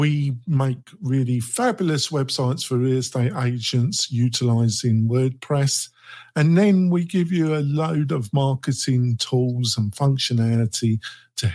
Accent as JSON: {"language": "English", "region": "London", "country": "United Kingdom", "moved": "as an adult", "lives_now": "Reno, United States", "said": "I'm originally from North London, Northeast London. I came here 15 years ago"}